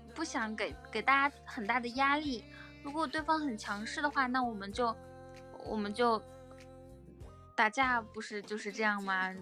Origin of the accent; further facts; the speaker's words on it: Ganqika, Inner Mongolia, China; 我，来自内蒙古自治区科尔沁左翼后旗甘吉卡镇满斗村。我小的时候，小的时候曾经获得过内蒙古自，自治区科尔沁左翼后旗甘吉卡镇满斗村上尔拉丁舞比赛业余组赢奖